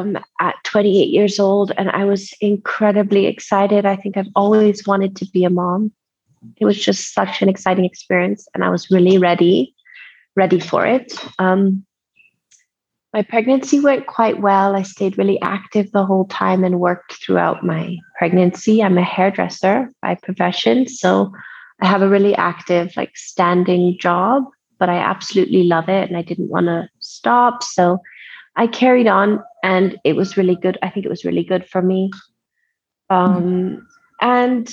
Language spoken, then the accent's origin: English; Nairobi, Kenya; I'm originally half German, half French, but I grew up in Nairobi. And I've lived here my whole life.